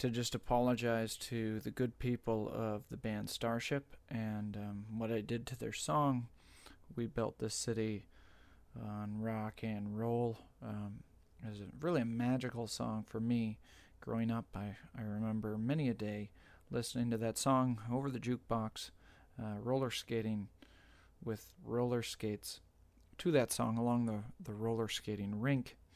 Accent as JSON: {"language": "English", "region": "Southern United States", "country": "United States", "accent": "Southern", "said": "Originally, I had planned on d- doing the entire thing in my wonderful Southern accent."}